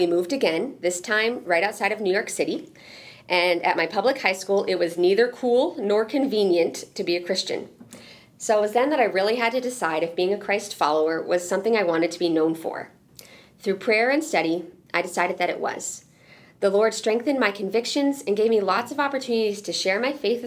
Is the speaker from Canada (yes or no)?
yes; Quebec, Canada; moved away as an adult; also born or lived in Seattle, Washington; Quebec, which is where I was from